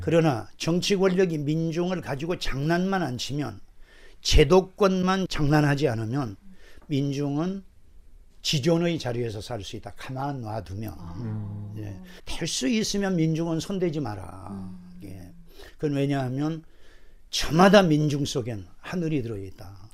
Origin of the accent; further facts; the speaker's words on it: Jindo, South Jeolla, South Korea; moved away; 내 고향이 전라남도 진도인데